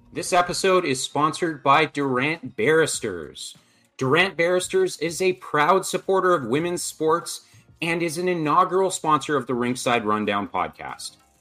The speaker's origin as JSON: {"language": "English", "town": "Lanark", "region": "Ontario", "country": "Canada", "tie": "born or raised there", "said": "I was actually uh, raised in Lanark, Ontario."}